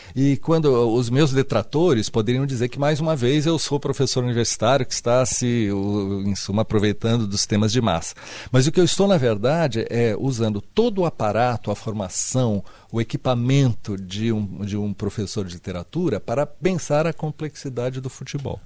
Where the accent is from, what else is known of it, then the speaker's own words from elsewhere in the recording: Santos, São Paulo, Brazil; eu sou da cidade de Santos e eu cresci